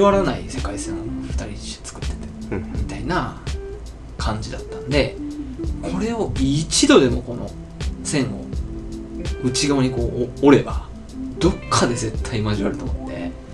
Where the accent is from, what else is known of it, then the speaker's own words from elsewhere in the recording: Onomichi, Hiroshima, Japan; 大学を退学退学自主卒業してあの地元に帰ってきた